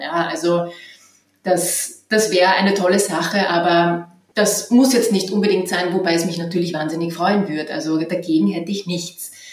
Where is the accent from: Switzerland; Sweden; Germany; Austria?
Austria; western Lower Austria; moved away; also born or lived in Vienna; ich bin nicht äh, in Wien aufgewachsen, sondern am Land im westlichen Niederösterreich an der Grenze zu Oberösterreich